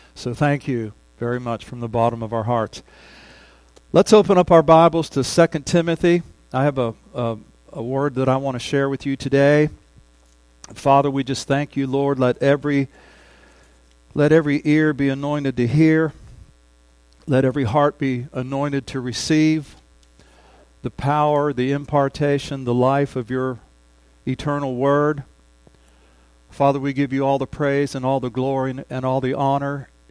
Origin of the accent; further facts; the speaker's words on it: Ohio, United States; moved away as an adult; now in Oklahoma, United States; back in my home state